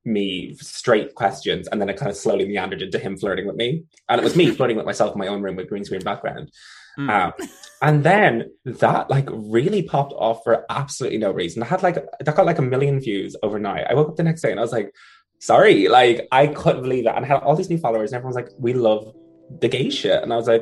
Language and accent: English; Ireland; So yeah, it's Oscailga because I'm Irish.